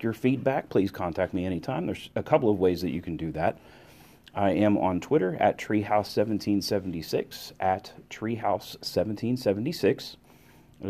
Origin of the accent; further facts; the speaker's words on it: United States; I'm an American